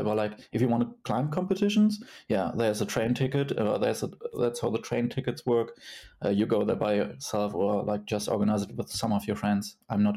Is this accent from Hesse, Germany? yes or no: yes; Kassel, Hesse, Germany; my hometown, Kassel